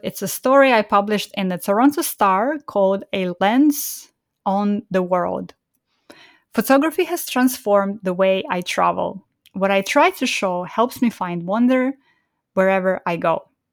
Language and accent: English; Estonia; moved away; also born or lived in Kazakhstan; was born in Kazakhstan and grew up in Estonia